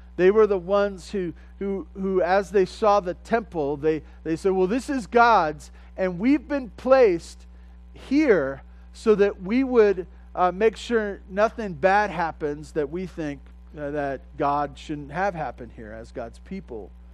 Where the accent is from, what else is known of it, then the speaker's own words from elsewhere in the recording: Southern California, United States; growing up in Southern California